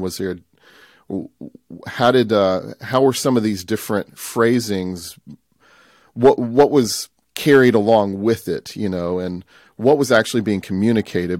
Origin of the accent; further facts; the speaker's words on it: Tupelo, Mississippi, United States; I grew up here in Tupelo, Mississippi, which is northeast part of Mississippi.